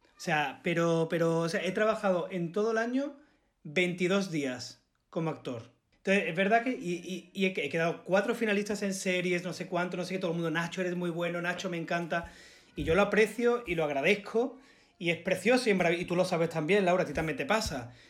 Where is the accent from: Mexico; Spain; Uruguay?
Spain; Málaga, Andalusia; accent: malagueño; yo a todos lados digo, que soy de Málaga